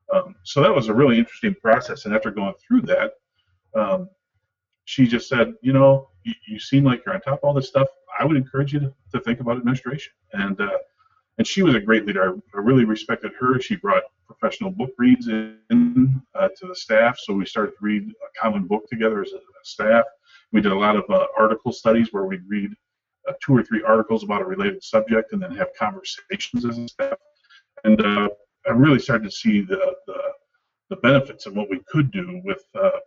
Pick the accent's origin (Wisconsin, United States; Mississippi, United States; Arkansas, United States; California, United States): Wisconsin, United States; also born or lived in Northeast Illinois; I had the opportunity to move back to Wisconsin near my hometown